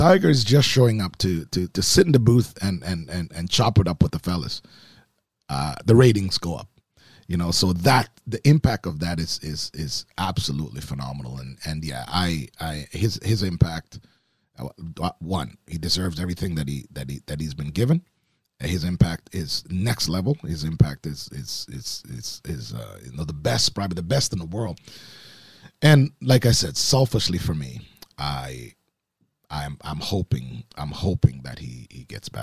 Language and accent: English; Oakville, Ontario, Canada; moved away as an adult; also born or lived in Baton Rouge, Louisiana; growing up in Oakville